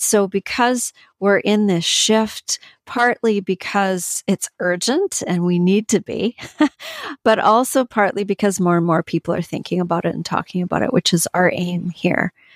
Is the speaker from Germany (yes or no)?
no; Canada; I'm from Canada.